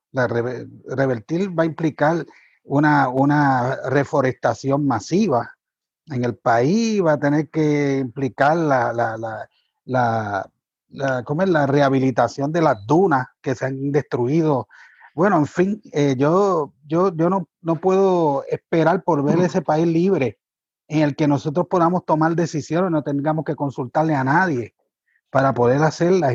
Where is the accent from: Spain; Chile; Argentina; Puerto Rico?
Puerto Rico; Cabo Rojo; como un niño de los 70 y los 80 crecí observando a, a la gente, a la militancia de mi partido, del Partido Independentista Puertorriqueño, del cual mi padre era militante también eh, haciendo trabajo ambiental en las playas de mi pueblo, de Cabo Rojo